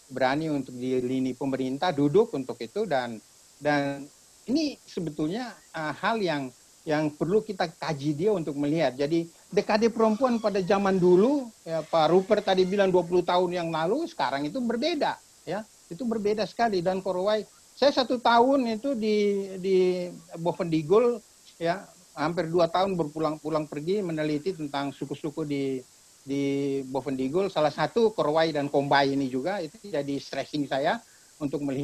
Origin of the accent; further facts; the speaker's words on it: Papua, Indonesia; saya ini lahir dan besar di Papua